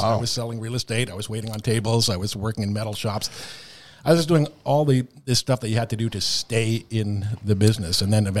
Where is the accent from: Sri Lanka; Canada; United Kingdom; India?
Canada; you know, as Canadian performers, there's a phenomenon that happens sometimes.